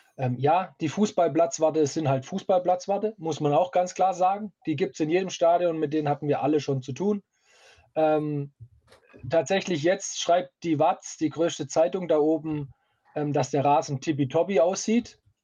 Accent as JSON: {"language": "German", "town": "Stuttgart", "region": "Baden-Württemberg", "country": "Germany", "said": "ich komme aus Stuttgart"}